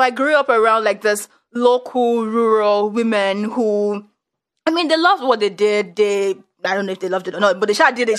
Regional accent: Nigeria; moved away as an adult; also born or lived in northern Nigeria; now in United States; I moved to like the, the northern part of Nigeria and it's like, oh, I'm actually like Yoruba

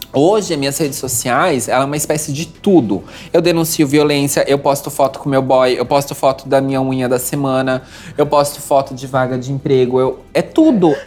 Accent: Jaraguá do Sul, Santa Catarina, Brazil; eu nasci em Jaraguá do Sul

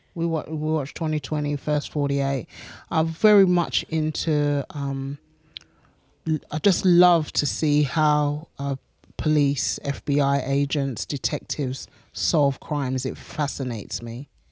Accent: England, United Kingdom; moved away as an adult; to the church that I grew up

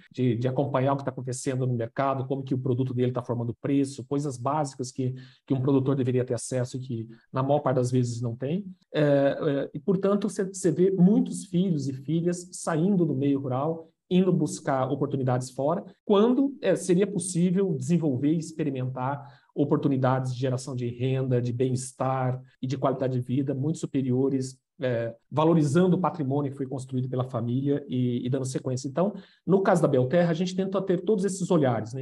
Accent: Itaporã, Mato Grosso do Sul, Brazil; born or raised there

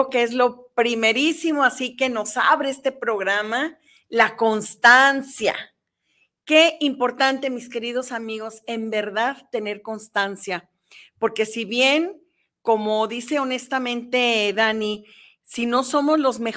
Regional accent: Jalisco, Mexico; also born or lived in Mexico City; Fíjate que yo también nací en la Ciudad de México, pero también soy hija adoptiva desde muy chica. Yo me vine a los cinco años.

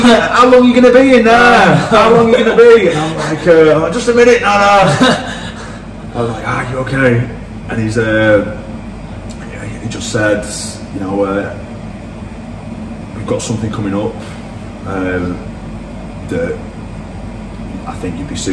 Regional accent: Blackpool, North West England, United Kingdom; I went from a guy from Blackpool

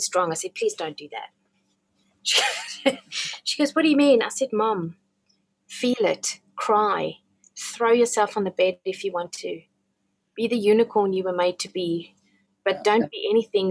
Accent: South Africa; I come from South Africa, where we do sympathy really well and we do empathy really badly

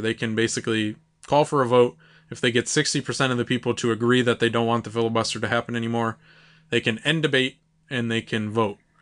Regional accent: United States; as an American

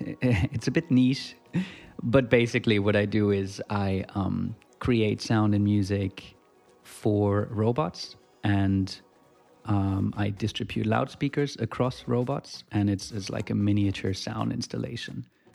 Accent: Germany; moved away as an adult; also born or lived in Switzerland; now in Australia; No, I grew up in Germany and finished high school there. And then moved to Switzerland to do a university degree in electronic music. And now I'm in Australia at the moment.

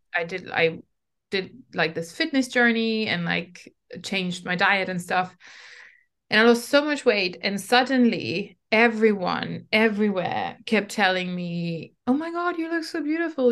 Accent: Germany; I was growing up in Germany in the nineties as an immigrant.

